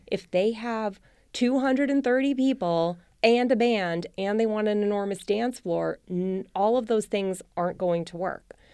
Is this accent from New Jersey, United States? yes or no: yes; New Jersey, United States; moved away; also born or lived in Rhode Island; I'm from New Jersey and we have big three hundred person weddings